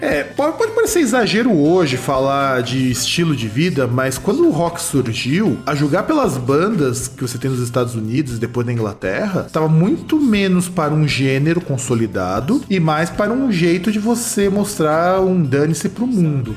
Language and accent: Portuguese; Brazil; a gente é brasileiro